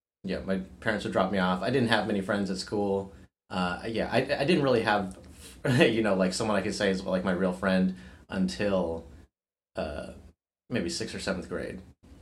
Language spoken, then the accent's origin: English; San Jose, California, United States; also born or lived in Bombay, India / Fremont, California; now in San Francisco, United States; being Indian only came into it, so I grew up in San Jose and Fremont, which has a lot of Indian people